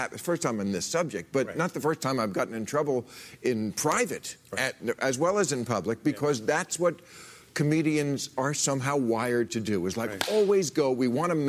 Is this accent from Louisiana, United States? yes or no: no; New Jersey, United States; I grew up in New Jersey in the 50s and 60s, and race wasn't even an issue.